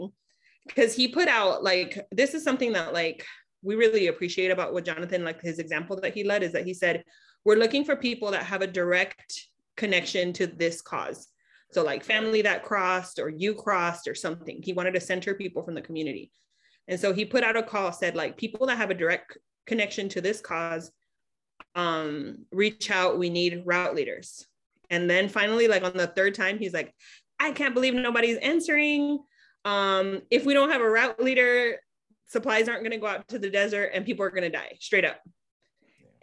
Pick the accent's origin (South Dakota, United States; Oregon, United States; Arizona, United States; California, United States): California, United States; Imperial Valley; I'm actually from the Imperial Valley. So I'm from the desert region that we support with supplies